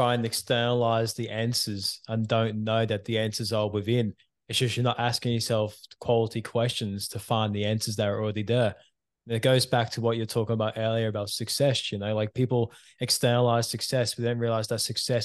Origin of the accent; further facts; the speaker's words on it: Queensland, Australia; also born or lived in England; it was left with just me and mum in Queensland.